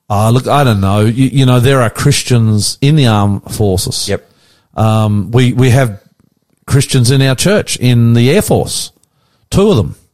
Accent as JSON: {"language": "English", "town": "Sydney", "region": "New South Wales", "country": "Australia", "tie": "born or raised there", "said": "we're from the West. Hunter, you and me, we're boys from the West, born in the West"}